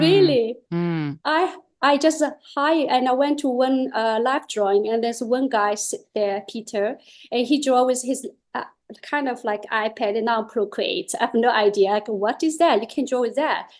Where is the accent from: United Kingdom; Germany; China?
China; English is a second language; moved away as an adult; now in Netherlands; I came from China with one pair of chopsticks and two luggages